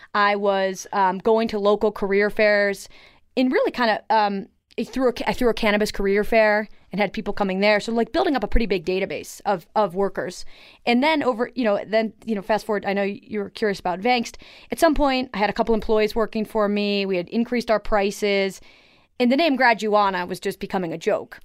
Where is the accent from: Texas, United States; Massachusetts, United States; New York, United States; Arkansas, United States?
New York, United States; Buffalo; now in Colorado, United States; I grew up in Buffalo, New York